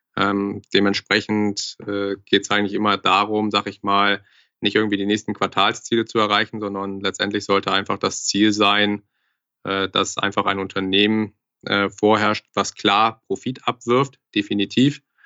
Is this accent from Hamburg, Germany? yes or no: yes; Hamburg, Germany; moved away as an adult; now in Frankfurt, Germany; ich komme gebürtig aus Hamburg, bin jetzt seit knapp zweieinhalb, drei Jahren in Frankfurt